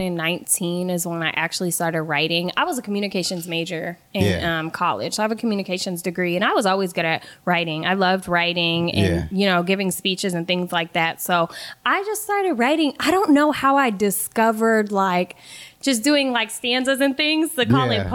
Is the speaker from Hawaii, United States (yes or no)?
no; Kenosha, Wisconsin, United States; moved away; also born or lived in Milwaukee / Chicago; I'm from Kenosha. It's a really small town